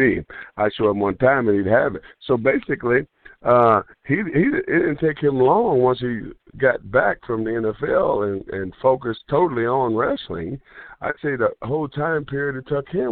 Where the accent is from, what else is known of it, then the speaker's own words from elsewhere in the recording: Kansas City, Kansas, United States; where I grew up at in Kansas City, Kansas.